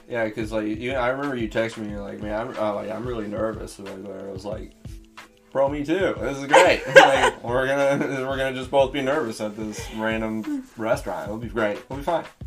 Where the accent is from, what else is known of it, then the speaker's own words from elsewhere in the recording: Springfield, Missouri, United States; I'm from Missouri. From South. Oh, yeah, from Southwest Missouri, like Springfield area